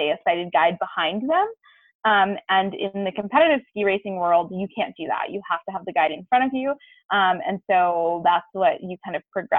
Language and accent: English; East Coast, United States; I grew up skiing on the East Coast